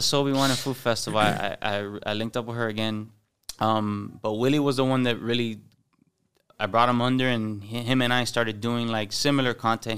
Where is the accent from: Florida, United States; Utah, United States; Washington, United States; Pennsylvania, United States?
Florida, United States; Miami; accent: Cuban; also born or lived in Hialeah, Florida; I grew up in, in Westchester, but I played baseball my entire life, and I played baseball in, in H A A, High Aaliyah